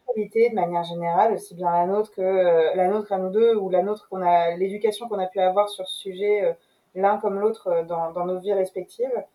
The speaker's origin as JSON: {"language": "French", "town": "Rouen", "region": "Normandy", "country": "France", "tie": "born or raised there", "also_born_or_lived": "London", "moved": "yes", "lives_now": "Paris, France", "said": "je suis française, je suis née à Rouen."}